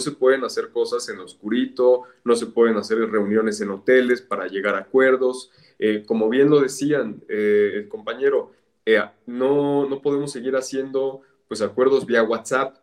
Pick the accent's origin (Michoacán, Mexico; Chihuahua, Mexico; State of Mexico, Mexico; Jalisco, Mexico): State of Mexico, Mexico; soy mexiquense